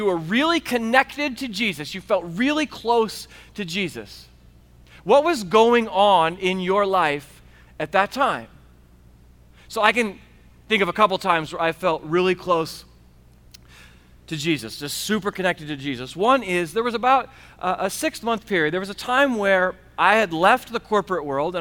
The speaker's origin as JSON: {"language": "English", "country": "United States", "said": "as good Americans"}